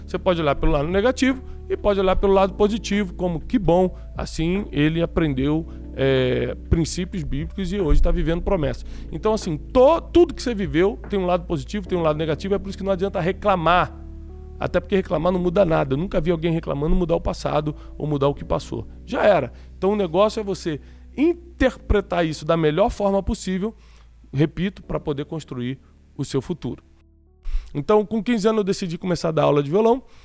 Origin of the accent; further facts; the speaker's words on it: Rio de Janeiro, Brazil; moved away as an adult; also born or lived in Corumbá, Mato Grosso do Sul; Meus pais são cariocas, então eu nasci, fiquei, sei lá, quatro, cinco meses em Corumbá e já voltei para o Rio e fui criado no Rio de Janeiro a minha vida toda